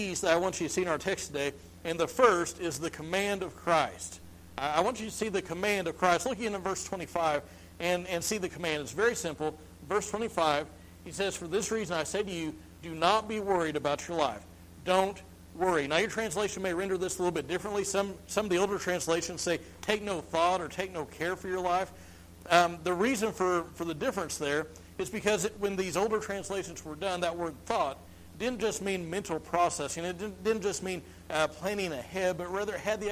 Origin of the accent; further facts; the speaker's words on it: Missouri, United States; I'm from Missouri.